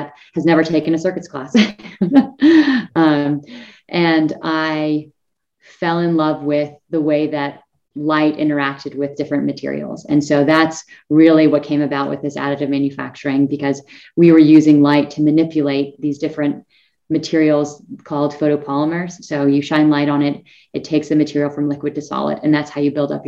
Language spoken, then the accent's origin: English; northern Idaho, United States; also born or lived in San Diego, California; now in Colorado, United States; I was actually born in San Diego, California, and didn't actually grow up there. I grew up in a small town in northern Idaho, actually, right next to the Canada border